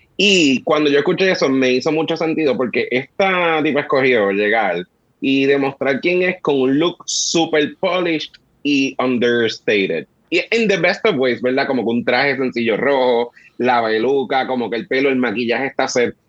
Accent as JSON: {"language": "Spanish", "country": "Puerto Rico", "said": "los boricuas somos así"}